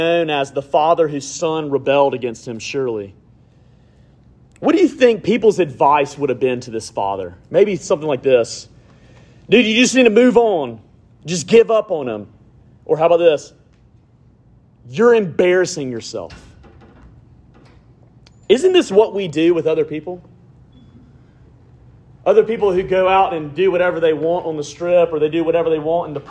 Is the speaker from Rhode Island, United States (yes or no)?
no; Alabama, United States; growing up in Alabama